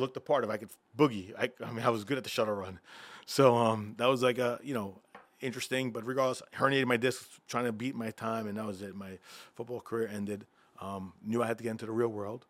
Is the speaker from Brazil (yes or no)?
no; Freeport, New York, United States; also born or lived in Bethpage, New York / Caribbean; I grew up in Freeport, Long Island